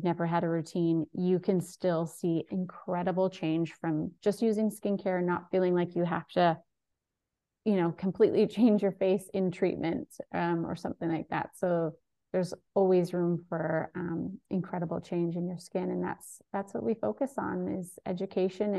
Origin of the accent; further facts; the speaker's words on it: Vancouver Island, British Columbia, Canada; I live in beautiful Vancouver Island. And yeah, I was born in Vancouver, but I grew up here